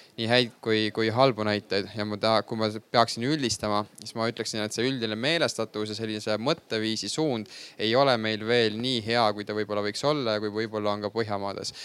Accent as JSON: {"language": "Estonian", "town": "Haapsalu", "region": "Lääne County", "country": "Estonia", "tie": "born or raised there", "moved": "as an adult", "lives_now": "Tallinn, Estonia", "said": "mina ise näiteks olen pärit äh, Haapsalust"}